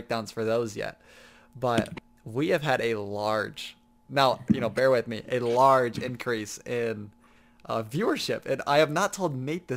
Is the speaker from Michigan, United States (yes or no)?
yes; Michigan, United States; we're from Michigan